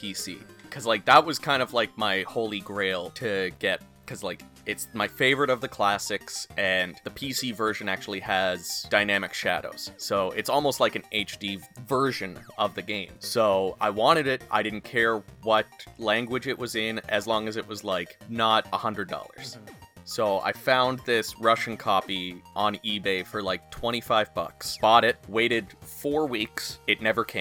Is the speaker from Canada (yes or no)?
yes; Canada; now in Prince Edward Island, Canada; I can do that with French because I'm Canadian